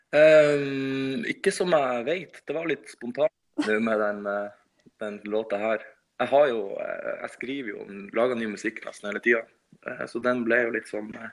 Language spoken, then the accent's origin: Norwegian; Henningsvær, Nordland, Norway; moved away as an adult; also born or lived in Bodø; now in Oslo, Norway; Henningsvær, der jeg kommer fra